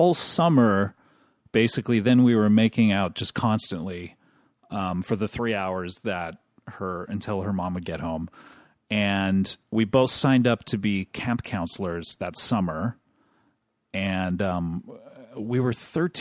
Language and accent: English; Orange County, California, United States; I grew up in Orange County